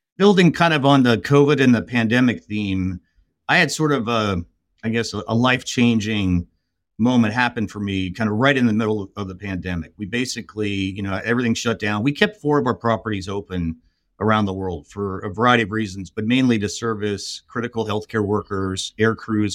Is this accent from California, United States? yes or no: yes; Los Angeles, California, United States; I grew up in, in Southern California. I grew up in L